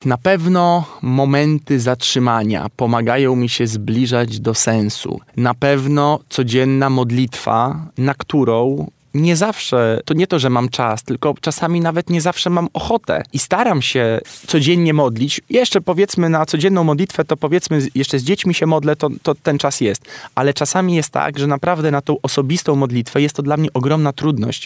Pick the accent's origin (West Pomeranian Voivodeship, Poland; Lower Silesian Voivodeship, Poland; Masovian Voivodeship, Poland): Masovian Voivodeship, Poland; Warsaw; wychowywałem się też w blokowiskach, na jelonkach